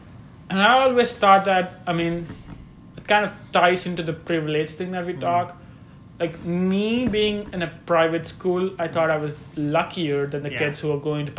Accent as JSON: {"language": "English", "region": "Andhra Pradesh", "country": "India", "moved": "yes", "said": "so I'm from Andhra Pradesh. Mm-hmm. So the native language is Telugu."}